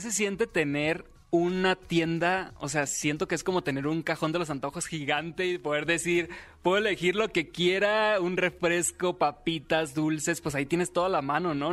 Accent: Los Mochis, Sinaloa, Mexico; moved away; yo nací en Los Moches, Sinaloa. Ya tengo algunos años viviendo aquí

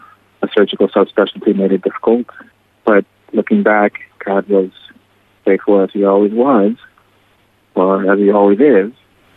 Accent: South Carolina, United States; I got accepted to the Medical University of South Carolina in my home state of South Carolina.

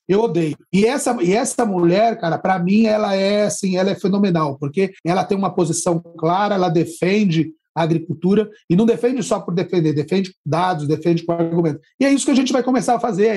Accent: Barrinha, São Paulo, Brazil; now in Ribeirão Preto, Brazil; Hoje eu moro em Ribeirão Preto, mas eu sou de uma cidade é aqui, de Barrinha

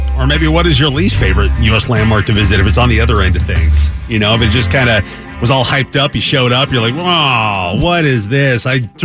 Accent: Pacific Northwest, United States; I grew up in the Pacific Northwest.

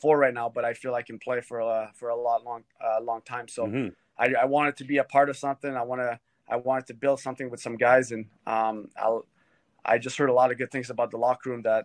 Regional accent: Hearst, Ontario, Canada; moved away; also born or lived in Philadelphia / Florida / Ottawa; I grew up in Hearst and there's a lot of snow there

